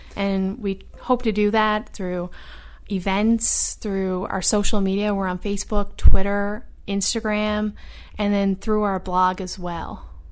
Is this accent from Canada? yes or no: yes; Newfoundland and Labrador, Canada; moved away as an adult; also born or lived in Ottawa; I was the only person from Atlantic Canada.